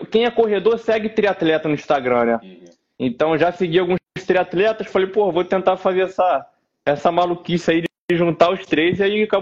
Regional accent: Nova Iguaçu, Rio de Janeiro, Brazil; Sou de Nova Iguaçu, cara, sou da Baixada aqui do Rio de Janeiro.

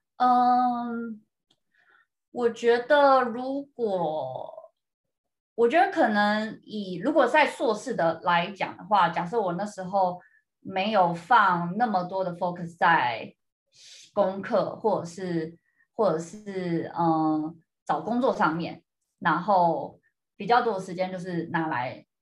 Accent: Taiwan; now in United States; 这次回台湾的时候就还蛮有趣，那时候就跟妈妈在整理一些以前房间里面的东西

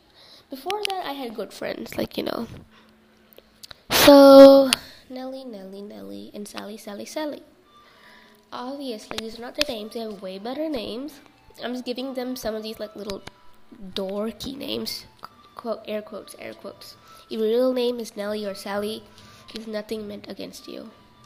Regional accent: India; so I'm Indian, so that's why, you know, I speak in a different language.

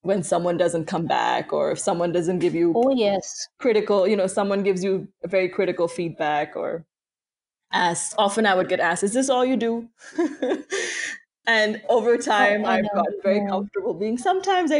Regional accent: Karachi, Sindh, Pakistan; moved away as an adult; now in United States; I grew up in Pakistan, and for me, that's still home, even though I'm living in the US now

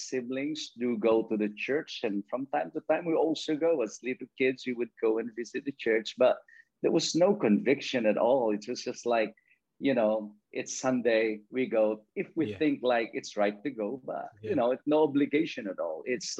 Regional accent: Philippines; now in Isle of Man; I grew up in the farm. I grew up in the countryside where my parents or most people in my place are farmers.

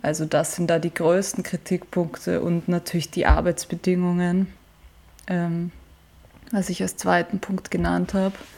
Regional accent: Vienna, Austria; ich habe ursprünglich mit meinem Papa und meinem Bruder und irgendwie allen möglichen Freundinnen als Kind im Prater und in Wiener Parks begonnen, Fußball zu spielen

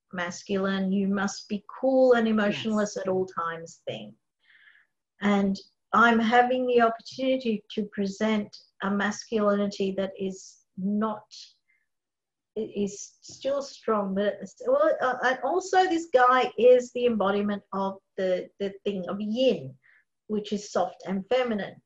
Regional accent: Australia; We're Australian

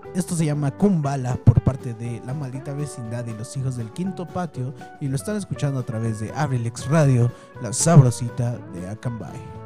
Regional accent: Mexico; nosotros los mexicanos

